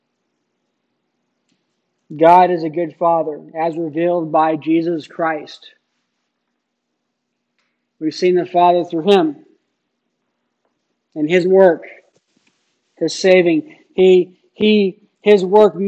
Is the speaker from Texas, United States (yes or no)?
no; Phoenix, Arizona, United States; As a young child, growing up in Phoenix